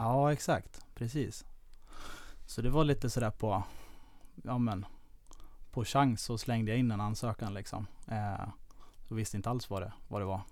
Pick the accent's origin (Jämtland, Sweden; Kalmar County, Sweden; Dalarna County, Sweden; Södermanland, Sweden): Dalarna County, Sweden; Falun; moved away as an adult; also born or lived in Lidingö; now in Stockholm, Sweden; Jag kommer från eh, Falun, eller utanför Falun